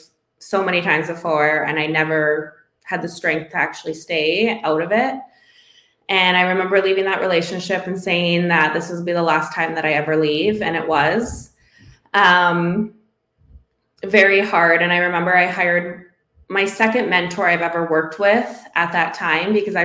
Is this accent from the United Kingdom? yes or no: no; Northwestern Ontario, Canada; moved away as an adult; my hometown, like I'm from a very small Northwestern Ontario town